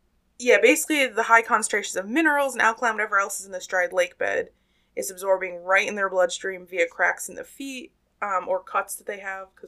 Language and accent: English; Pennsylvania, United States; I'm from Pennsylvania, I was raised pronouncing everything Appalachian and Appalachia.